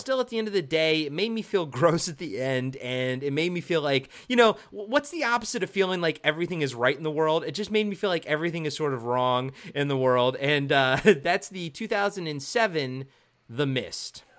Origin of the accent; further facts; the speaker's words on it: Maryland, United States; moved away; also born or lived in Towson, Maryland / White Marsh, Maryland; I'm from Maryland